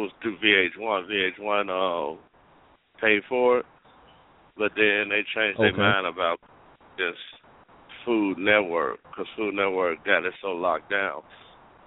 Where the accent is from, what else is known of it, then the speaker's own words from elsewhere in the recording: the South, United States; I'm from the South too